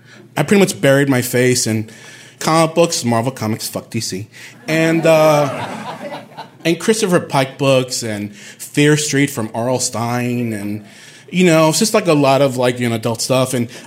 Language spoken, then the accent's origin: English; Bayamón, Puerto Rico; moved away as an adult; also born or lived in Bronx, New York, United States; now in New York, United States; I'm from Puerto Rico. I was raised there.